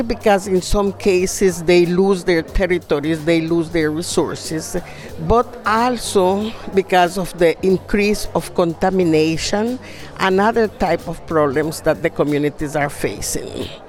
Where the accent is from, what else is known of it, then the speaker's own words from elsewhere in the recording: Nicaragua; I'm from the Indigenous Peoples from Nicaragua, Miskita Indigenous Peoples.